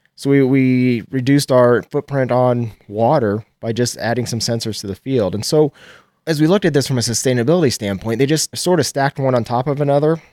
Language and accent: English; Nebraska, United States; I'm from Geltner, Nebraska. It's about an hour west of Lincoln